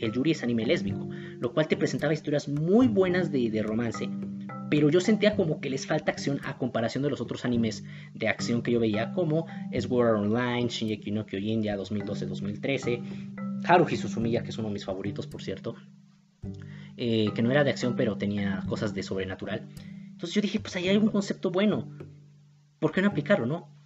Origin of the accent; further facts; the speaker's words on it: Mexico City, Mexico; Soy de México, soy de Iztapalapa